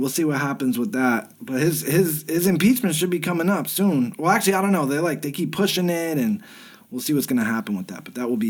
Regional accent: New England, United States; I'm from New England

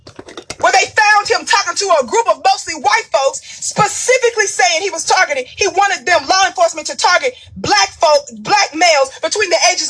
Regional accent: Mississippi, United States; also born or lived in the West (US); now in the West, United States; I'm a girl from Mississippi. I live in the West right now.

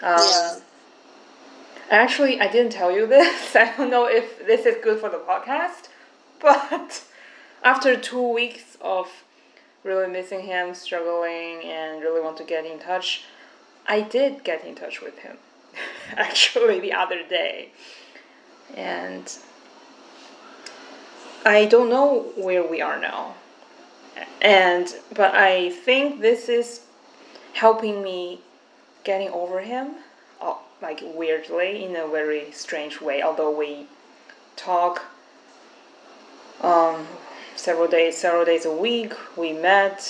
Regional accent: China; I'm from China

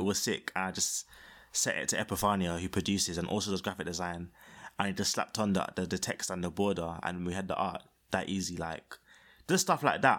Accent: London, United Kingdom; I was born in Peckham and, um, haven't left other than for that one, the uni times

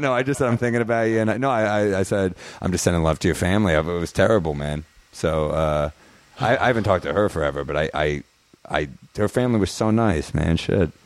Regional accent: New York, United States; I'm a New Yorker

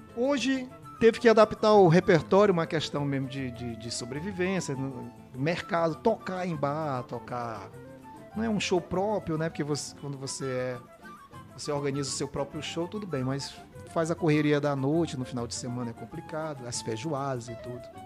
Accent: São Luís, Maranhão, Brazil; eu nasci na Alemanha

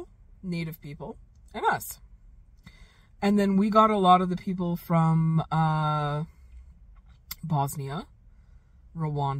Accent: Calgary, Alberta, Canada; moved away; growing up in Calgary

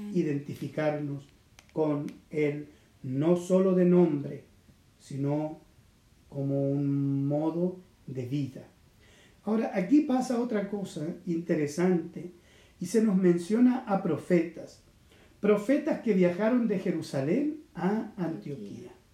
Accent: Chile; yo nací en Chile. Y también eso me da a mí una, identidad. Soy un chileno

